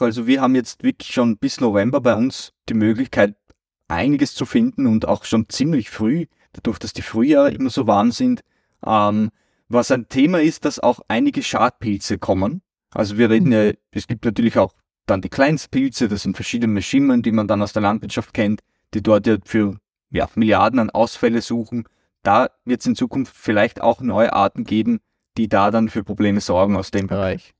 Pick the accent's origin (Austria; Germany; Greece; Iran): Austria; bei uns in Österreich